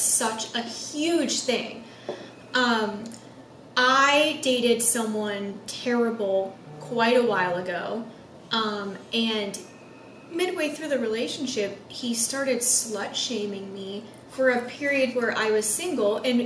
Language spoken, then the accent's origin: English; the South, United States; growing up in the South.